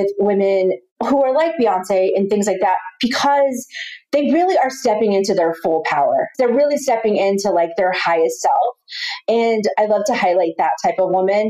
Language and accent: English; Austin, Texas, United States; now in Los Angeles, United States; I'm from Austin, Texas